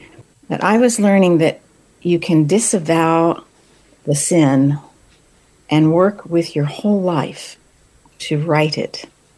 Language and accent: English; New Mexico, United States; also born or lived in Texas; I was raised in New Mexico, this stunning part of the world